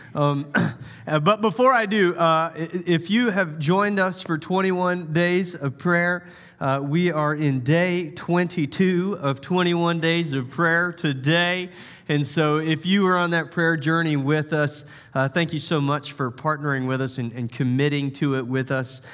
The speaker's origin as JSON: {"language": "English", "town": "Charleston", "region": "South Carolina", "country": "United States", "tie": "born or raised there", "said": "I grew up in Charleston, South Carolina"}